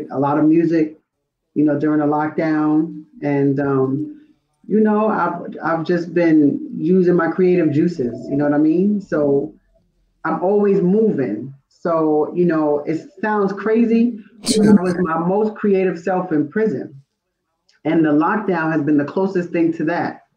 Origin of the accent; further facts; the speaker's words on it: Roosevelt, New York, United States; I'm from Roosevelt, you know, Long Island